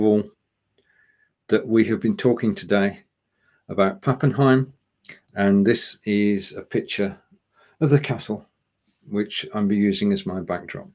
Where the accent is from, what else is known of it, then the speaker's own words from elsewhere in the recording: United Kingdom; I'm a Brit